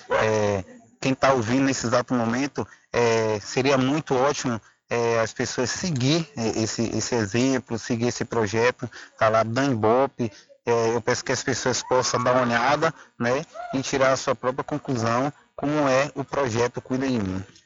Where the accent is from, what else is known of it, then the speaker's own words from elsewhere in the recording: Cachoeira, Bahia, Brazil; eu sou da Embope, da cidade de Cachoeira